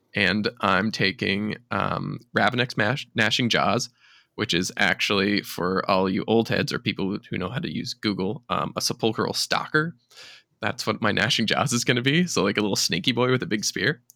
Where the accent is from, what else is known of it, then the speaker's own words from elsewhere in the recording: Charlottetown, Prince Edward Island, Canada; my hometown of Charlottetown